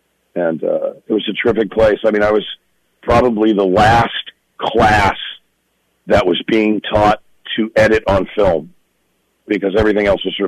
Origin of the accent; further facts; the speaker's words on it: California, United States; Yeah, I mean, we were far out in the valley, so it was kind of one of those things, oh, it's so close but so far away kind of thing, you know?